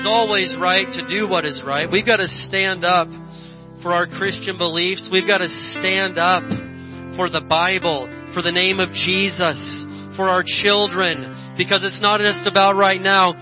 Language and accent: English; Indiana, United States; born or raised there; moved away